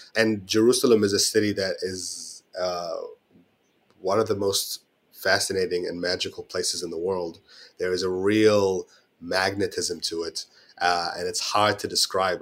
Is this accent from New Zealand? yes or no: yes; Auckland, New Zealand; moved away as an adult; also born or lived in Cairo, Egypt / Istanbul, Turkey; now in London, United Kingdom; I was born in Cairo, in Egypt, and I migrated to Auckland when I was eight years old, spent most of my life here